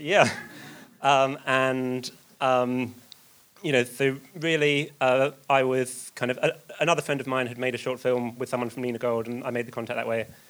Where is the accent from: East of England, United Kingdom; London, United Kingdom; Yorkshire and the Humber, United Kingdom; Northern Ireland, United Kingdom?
East of England, United Kingdom; Essex; I'm from Essex